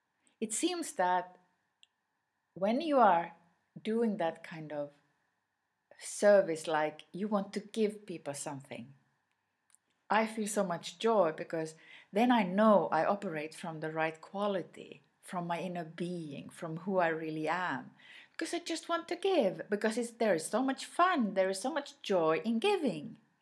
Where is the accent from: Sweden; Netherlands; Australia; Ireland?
Sweden; first language Swedish; English is a second language; My mother tongue is Swedish.